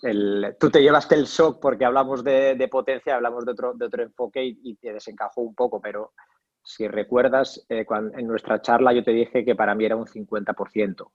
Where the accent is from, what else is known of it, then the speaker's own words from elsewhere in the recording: Basque Country, Spain; estudié INEF en Vitoria, en el, País Vasco, de donde, de donde soy